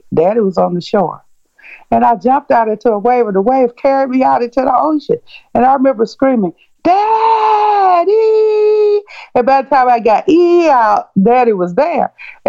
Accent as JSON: {"language": "English", "town": "Atlanta", "region": "Georgia", "country": "United States", "tie": "born or raised there", "said": "I was born in 1951 in Atlanta, Georgia"}